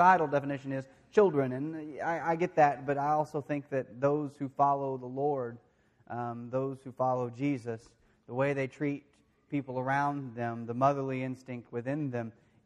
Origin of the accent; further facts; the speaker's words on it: De Queen, Arkansas, United States; I grew up in the Churches of Christ. And I didn't just go to one. I did go to one mainly, the one in Dequeen there